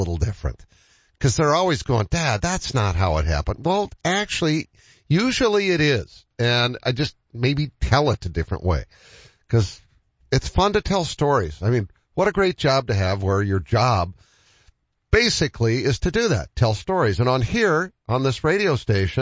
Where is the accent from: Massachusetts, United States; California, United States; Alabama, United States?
Massachusetts, United States; now in Sioux Falls, United States; my home state of Massachusetts